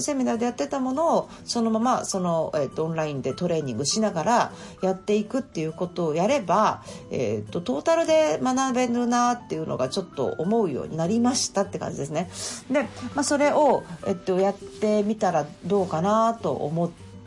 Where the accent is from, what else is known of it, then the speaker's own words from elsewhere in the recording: Kyoto, Japan; 私は京都生まれの京都育ち